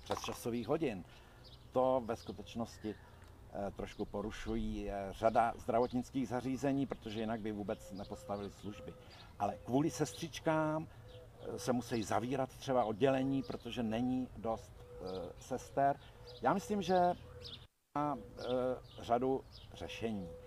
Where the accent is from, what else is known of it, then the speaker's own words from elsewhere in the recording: Jilemnice, Liberec Region, Czechia; moved away as an adult; now in Hradec Králové, Czech Republic; jsem se narodil v Jelemnici, vlastně v Krkonoších